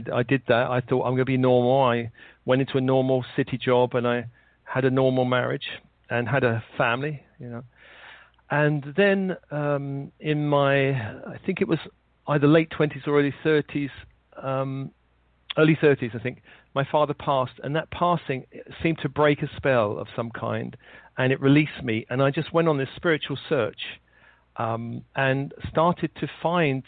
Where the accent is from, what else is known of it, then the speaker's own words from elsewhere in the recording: London, United Kingdom; I was born in London in the late 50s